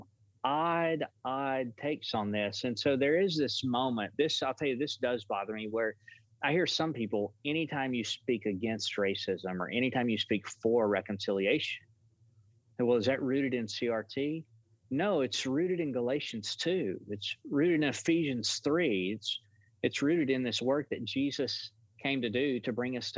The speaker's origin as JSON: {"language": "English", "country": "United States", "tie": "born or raised there", "said": "the pastor where I grew up in Dewayville"}